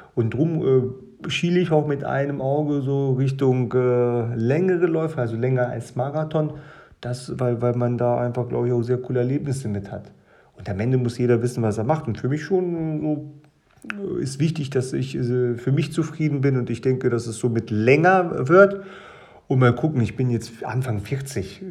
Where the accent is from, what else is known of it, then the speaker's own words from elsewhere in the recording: Germany; also born or lived in Kazakhstan; Ich bin in Kasachstan geboren, äh, bin mit meinem achten Lebensjahr nach Deutschland gekommen